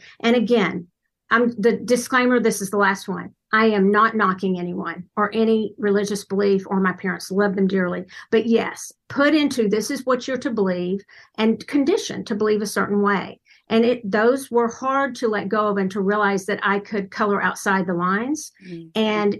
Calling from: Dallas, Texas, United States; Dallas, Texas, in the United States.

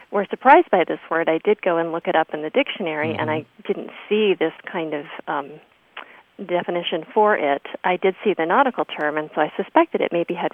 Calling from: Traverse City, Michigan, United States; I am calling from Traverse City, Michigan.

